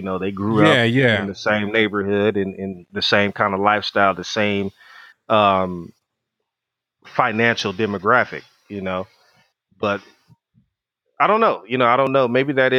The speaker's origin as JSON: {"language": "English", "town": "Altadena", "region": "California", "country": "United States", "tie": "born or raised there", "said": "I'm from Altadena"}